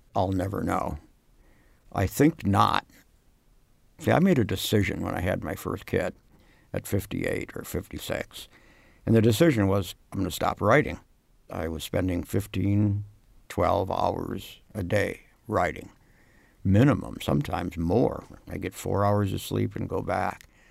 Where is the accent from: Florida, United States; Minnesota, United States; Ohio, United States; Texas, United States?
Minnesota, United States; Worthington; moved away; Minnesota in general, in my hometown in particular, a town called Worthington, was really important